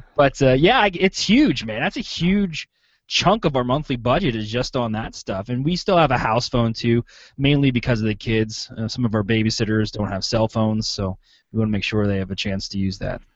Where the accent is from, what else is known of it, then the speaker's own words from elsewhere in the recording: Pennsylvania, United States; now in Clinton, Iowa, United States; I'm from Pennsylvania and I'm here now in Clinton, Iowa